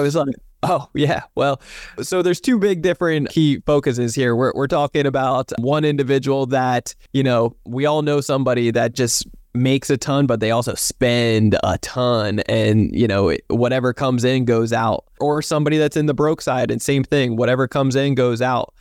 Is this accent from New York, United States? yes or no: no; New Jersey, United States; now in San Diego, United States; I'm from New Jersey originally